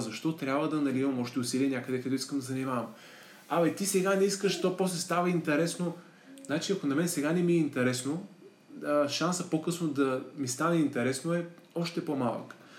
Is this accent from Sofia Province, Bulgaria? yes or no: no; Plovdiv, Plovdiv Province, Bulgaria; moved away as an adult; also born or lived in Germany; завърших английската гимназия в Плодив